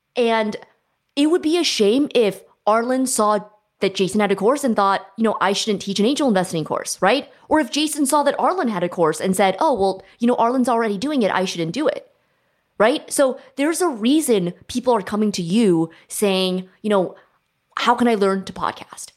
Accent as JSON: {"language": "English", "area": "Silicon Valley", "region": "California", "country": "United States", "tie": "born or raised there", "said": "I grew up in Silicon Valley"}